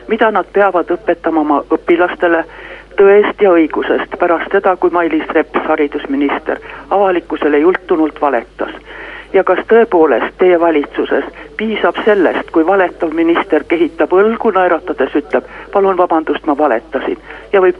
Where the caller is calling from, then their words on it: Tartu, Tartu County, Estonia; Tartust ja tahaksin esitada küsimuse.